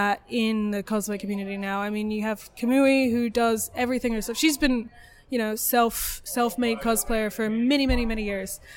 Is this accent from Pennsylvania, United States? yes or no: no; New Orleans, Louisiana, United States; now in Adelaide, Australia; I grew up in New Orleans.